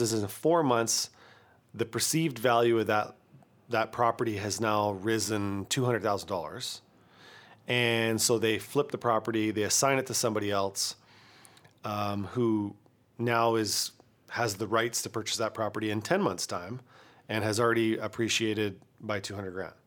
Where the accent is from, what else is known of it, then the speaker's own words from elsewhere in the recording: Kamloops, British Columbia, Canada; my hometown